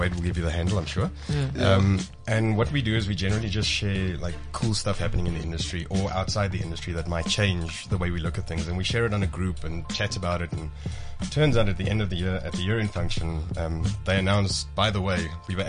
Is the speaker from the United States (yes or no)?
no; South Africa; we're from South Africa